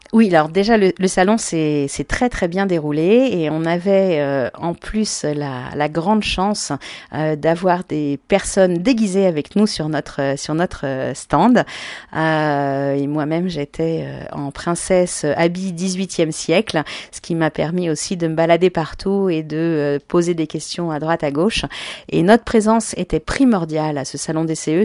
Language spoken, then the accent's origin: French; Paris, Île-de-France, France; je suis une vraie Parisienne de naissance, ce qui est assez rare, parce que je suis née à Paris